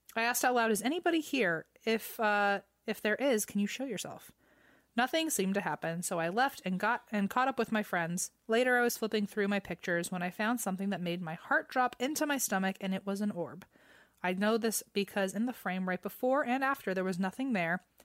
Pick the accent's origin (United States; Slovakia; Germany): United States; Virginia; I grew up in Virginia